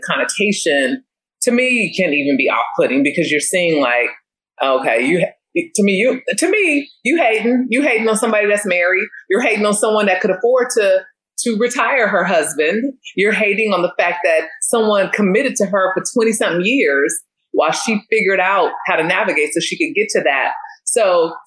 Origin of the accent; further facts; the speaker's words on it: the Bay, California, United States; now in Philadelphia, United States; I'm a girl from the Bay in the city of brotherly love.